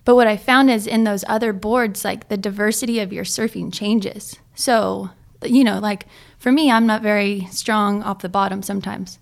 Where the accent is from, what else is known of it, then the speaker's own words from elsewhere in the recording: Ojai, California, United States; also born or lived in Hawaii; I'm from Ojai, California, right? That's, like, thirty minutes inland.